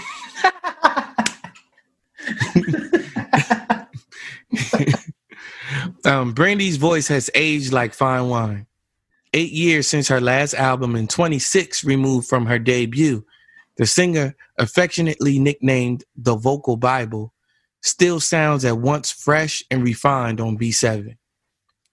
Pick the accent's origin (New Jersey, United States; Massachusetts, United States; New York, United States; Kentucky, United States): New Jersey, United States; I'm from Jersey